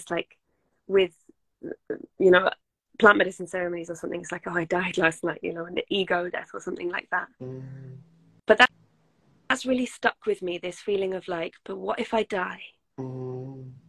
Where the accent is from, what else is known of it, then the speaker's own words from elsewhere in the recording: England, United Kingdom; I am from England